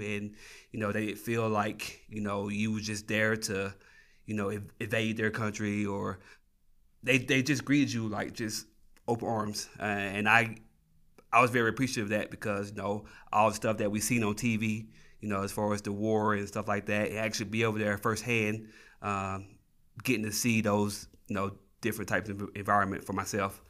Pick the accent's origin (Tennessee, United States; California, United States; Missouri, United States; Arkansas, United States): Tennessee, United States; moved away as an adult; now in New Mexico, United States; I'm originally from Tennessee. I, uh, moved out to New Mexico in two thousand thirteen.